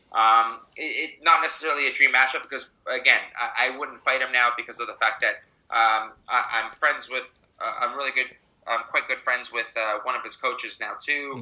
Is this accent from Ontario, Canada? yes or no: yes; Mississauga, Ontario, Canada; also born or lived in Toronto; born in Toronto, raised in Mississauga